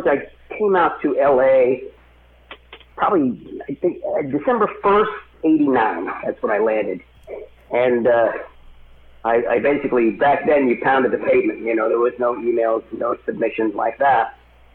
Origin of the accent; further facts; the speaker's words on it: Philadelphia, Pennsylvania, United States; now in Los Angeles, United States; I grew up in Philadelphia area